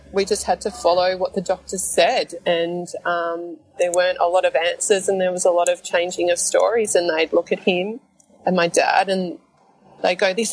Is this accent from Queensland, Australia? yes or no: no; Melbourne, Victoria, Australia; I'm born and bred in Melbourne, Australia